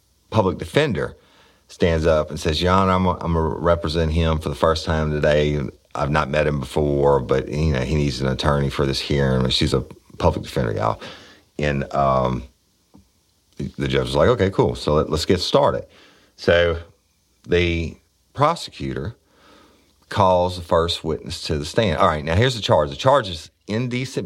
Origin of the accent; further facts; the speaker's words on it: United States; I'm an American. I'm proud of it